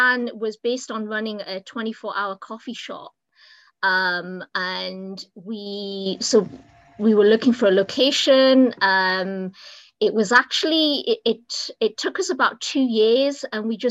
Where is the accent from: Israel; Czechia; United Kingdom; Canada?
United Kingdom; moved away as an adult; now in United States; as you can probably tell from my accent, I'm not American. I'm actually from the UK.